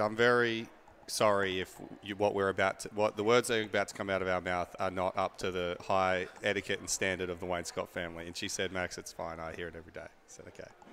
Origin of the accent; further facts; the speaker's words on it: Australia; moved away; I'm from Australia